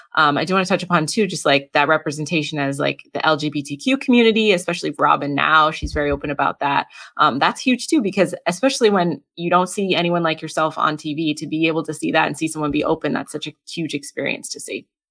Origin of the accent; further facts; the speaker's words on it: New England, United States; I grew up in New England